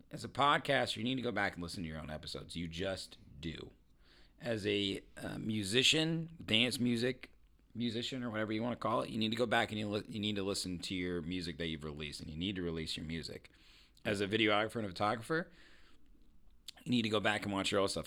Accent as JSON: {"language": "English", "region": "Indiana", "country": "United States", "said": "I'm from Indiana."}